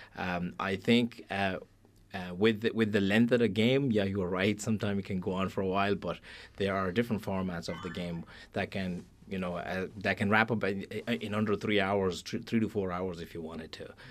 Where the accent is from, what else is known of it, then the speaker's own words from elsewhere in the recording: Pakistan; now in Ireland; I'm originally from Pakistan